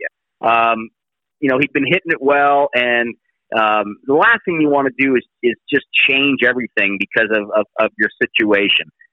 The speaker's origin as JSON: {"language": "English", "region": "Northern California", "country": "United States", "said": "I'm from Northern California"}